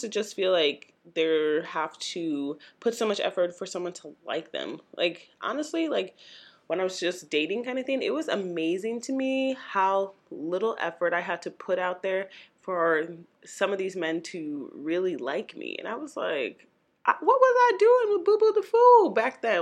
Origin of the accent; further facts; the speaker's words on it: St. Louis, Missouri, United States; my hometown, Saint Louis, Missouri